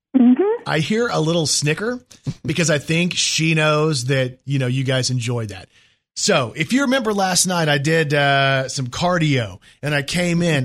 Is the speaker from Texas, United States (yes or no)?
yes; Dallas, Texas, United States; moved away; I'm from the Dallas area